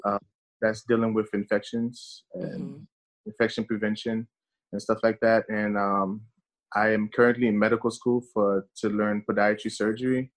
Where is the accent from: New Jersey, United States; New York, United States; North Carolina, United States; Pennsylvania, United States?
New York, United States; New York City; English is a second language; also born or lived in Haiti; being raised in Brooklyn, New York